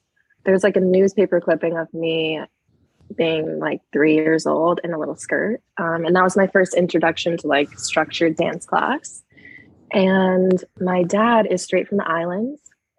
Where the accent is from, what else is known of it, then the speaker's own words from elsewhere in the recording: Arizona, United States; moved away as an adult; also born or lived in Hawaii / New York; now in Los Angeles, United States; I was born in Hawaii, grew up in Arizona, went to university in New York, and now live in Los Angeles.